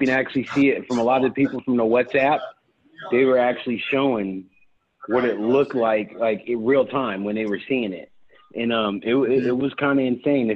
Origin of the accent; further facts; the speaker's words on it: Bay Area, California, United States; moved away; I am originally from the Bay Area. And so coming back was really one of the most important things